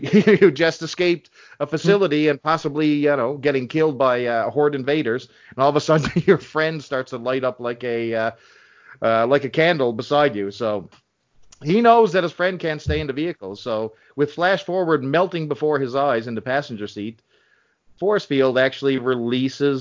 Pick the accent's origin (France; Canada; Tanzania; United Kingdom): Canada; So I'm Canadian too